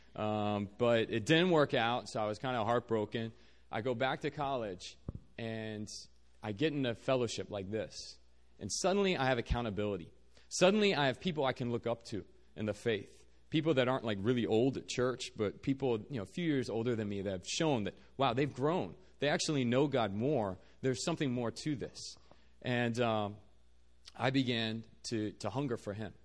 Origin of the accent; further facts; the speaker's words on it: Virginia, United States; moved away as an adult; now in South Korea; I'm originally from Virginia. Uh, grew up there